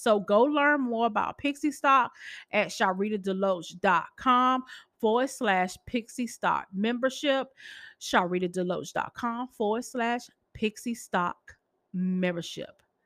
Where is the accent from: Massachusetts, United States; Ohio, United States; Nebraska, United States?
Massachusetts, United States; Boston; I'm from Massachusetts.